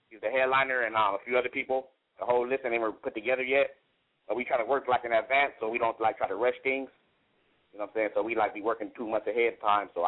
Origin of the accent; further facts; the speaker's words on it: San Diego, California, United States; I'm from Southeast San Diego, you know what I'm saying, originated.